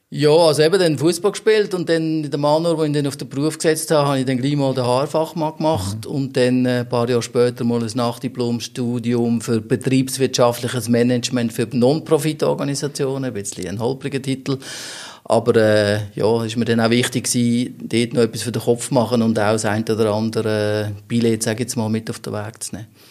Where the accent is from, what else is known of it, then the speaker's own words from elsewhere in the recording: Wettingen, Aargau, Switzerland; bin dort äh, auch aufgewachsen im Ort